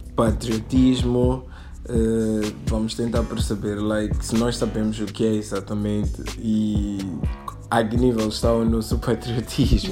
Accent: Mozambique

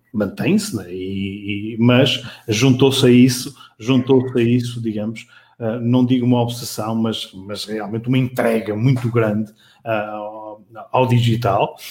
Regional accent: Matosinhos, Norte, Portugal; nasci em Matosinhos, eh, sou um orgulhoso eh, filho de, de Matosinhos

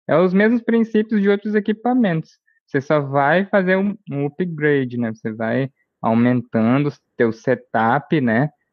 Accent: Brazil; nós aqui, como brasileiros também

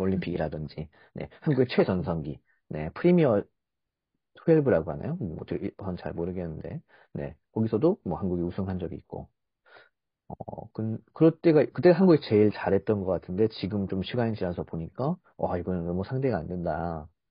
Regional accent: South Korea; 한국 사람 입장에서

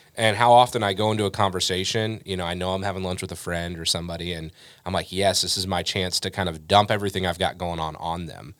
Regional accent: United States; we're Americans

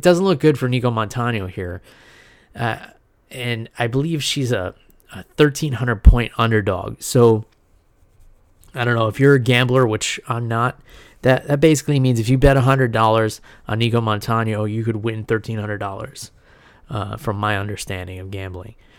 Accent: New Rochelle, New York, United States; I was born and raised in New Rochelle, New York

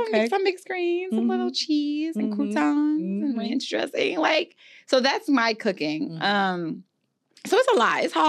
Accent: New Orleans, Louisiana, United States; And I'm also from Louisiana, so, you know, the New Orleans area, and we just, that's how I was raised.

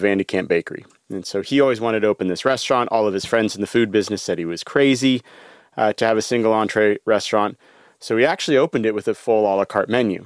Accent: Northern California, United States; I grew up in Northern California where my parents settled

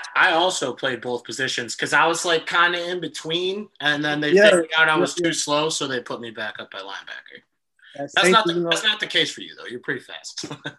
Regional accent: Illinois, United States; I'm from Illinois, and I just lived in a area not too far outside Chicago

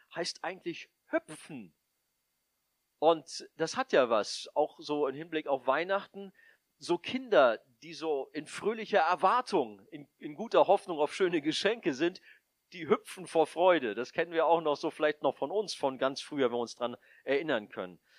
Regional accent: Northern Germany, Germany; also born or lived in Hamburg; als Norddeutsche haben wir das ja

